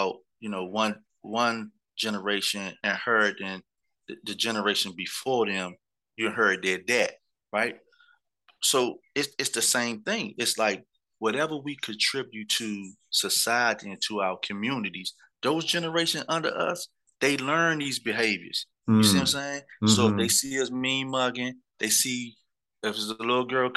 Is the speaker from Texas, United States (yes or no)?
no; Washington, District of Columbia, United States; in D.C., we didn't have gangs. They used to call us crews, but we kind of went by streets